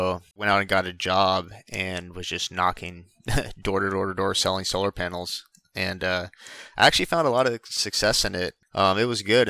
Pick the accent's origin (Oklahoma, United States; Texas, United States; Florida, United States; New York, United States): Texas, United States; Houston; We grew up together in Houston and played travel ball in high school together